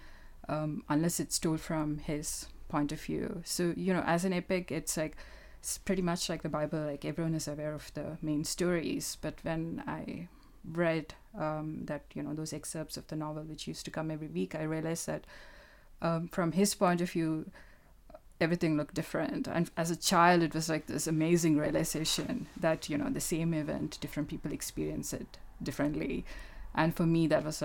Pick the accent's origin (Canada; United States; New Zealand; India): India; Kerala; first language Malayalam; English is a second language; moved away as an adult; now in United Kingdom; I grew up in Kerala, which is in the south of India